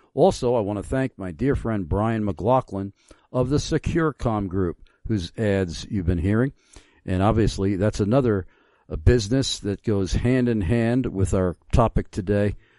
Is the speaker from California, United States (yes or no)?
no; Amityville, New York, United States; I was raised in Amityville, Long Island